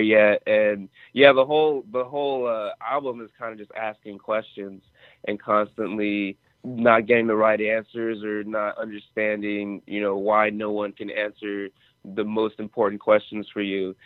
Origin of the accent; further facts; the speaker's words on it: Atlanta, Georgia, United States; also born or lived in Nigeria; my childhood and growing up in Atlanta, but being born in Nigeria